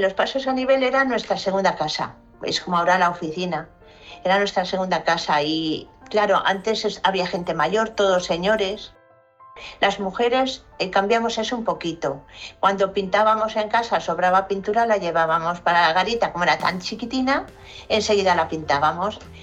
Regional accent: León, Castile and León, Spain; now in Valencia, Spain; me voy a León, que es mi tierra

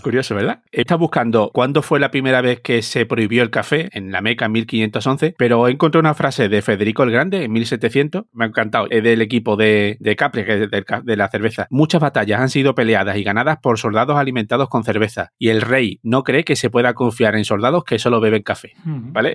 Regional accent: Seville, Andalusia, Spain; now in Barcelona, Spain; siendo sevillano

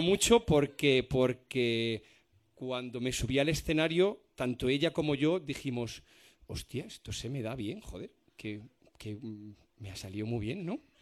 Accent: Spain; los españoles

